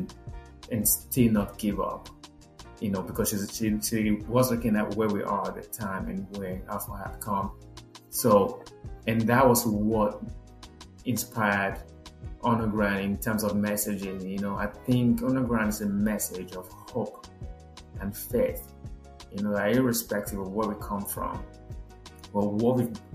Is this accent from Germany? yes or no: no; Nigeria; moved away as an adult; now in United States; someone like me from the middle of nowhere, Nigeria